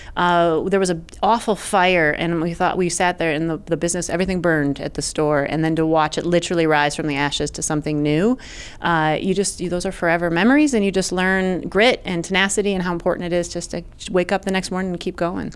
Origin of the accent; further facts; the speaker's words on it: Brighton, New York, United States; also born or lived in Wayne County, New York; we relocated, and I grew up in Brighton.